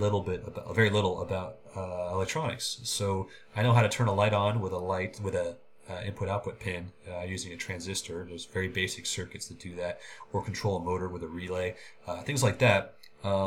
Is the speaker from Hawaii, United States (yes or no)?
no; Oakland, California, United States; I was born and raised in Oakland